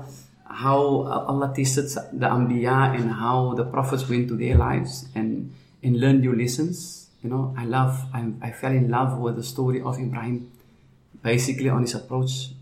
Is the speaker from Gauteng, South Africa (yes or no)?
no; Cape Town, Western Cape, South Africa; I grew up in a place called Sherwood Park, which is like next to Manenberg.